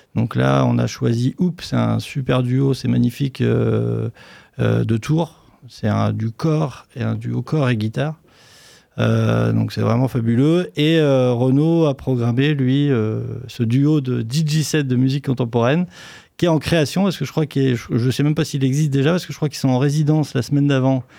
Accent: Poitiers, Nouvelle-Aquitaine, France; je suis musicien sur Poitiers, je suis né à Poitiers, donc j'ai toujours fait de la musique à Poitiers

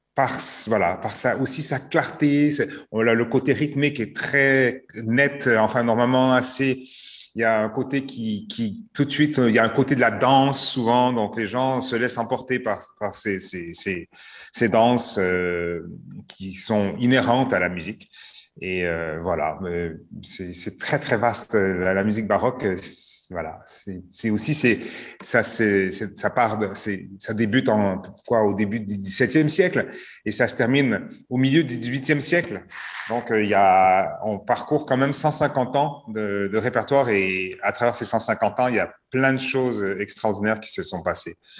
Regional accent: Canada; moved away; also born or lived in Montreal; Je suis canadien d'origine.

